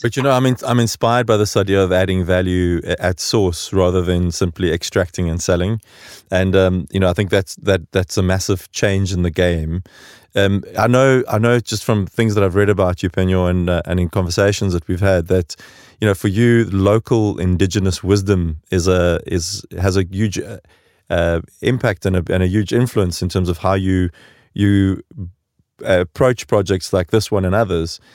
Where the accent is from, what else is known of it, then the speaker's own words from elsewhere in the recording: South Africa; moved away as an adult; now in Stockholm, Sweden; growing up in South Africa during the transition